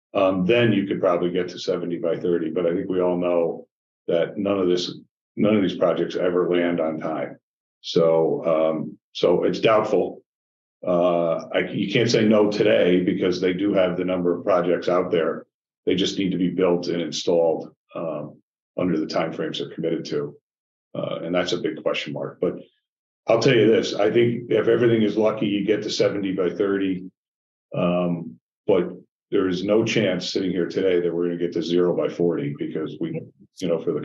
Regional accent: New York, United States; And that's what's got me concerned, too, as a New Yorker.

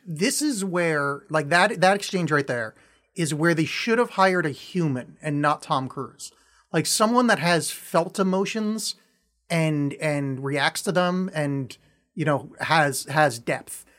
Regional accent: outside of New York, United States; I grew up outside of New York

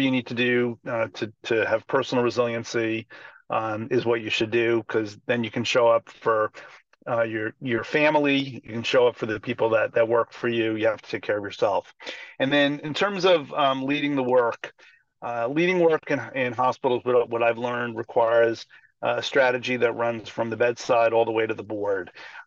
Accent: Long Island, outside New York City, United States; I grew up outside New York City on Long Island, not Baltimore

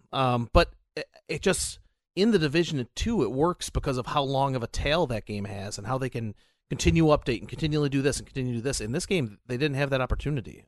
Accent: United States; we're both American

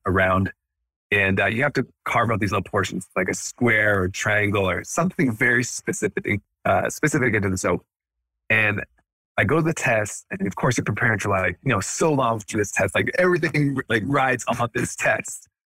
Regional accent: Canada; moved away as an adult; also born or lived in Edmonton, Alberta / Los Angeles; now in United States; I grew up in Canada, so I'm Canadian born and raised.

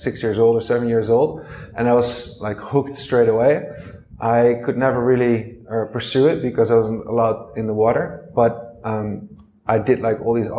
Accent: Netherlands; I'm from the Netherlands, and I've come from a family of five

